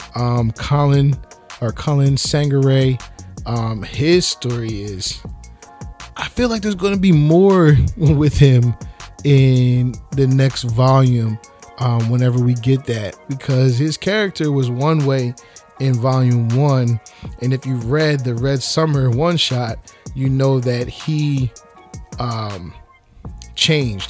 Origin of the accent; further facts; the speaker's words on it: New Jersey, United States; I'm from South Jersey